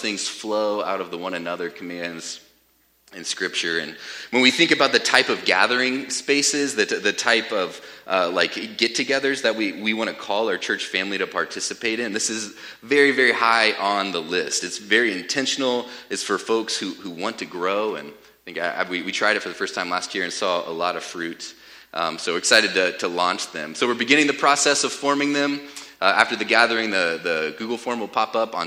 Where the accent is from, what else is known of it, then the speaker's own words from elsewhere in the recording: United States; I was brought up in America